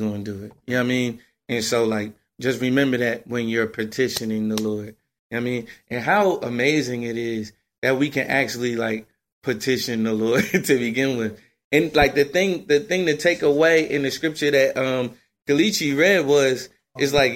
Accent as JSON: {"language": "English", "region": "New Jersey", "country": "United States", "said": "I'm from Jersey"}